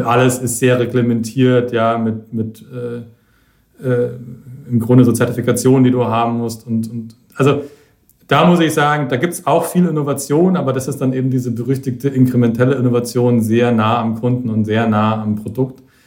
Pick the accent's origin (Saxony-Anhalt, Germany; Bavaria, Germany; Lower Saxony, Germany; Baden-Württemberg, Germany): Bavaria, Germany; Franconia; in Franken zum Beispiel, wo ich herkomme